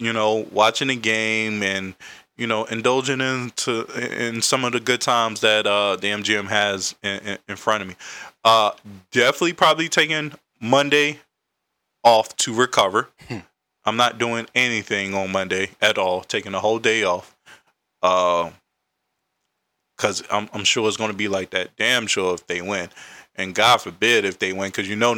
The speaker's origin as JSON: {"language": "English", "region": "Carolina", "country": "United States", "lives_now": "Washington, D.C., United States", "said": "I'm from Carolina, reside in D.C."}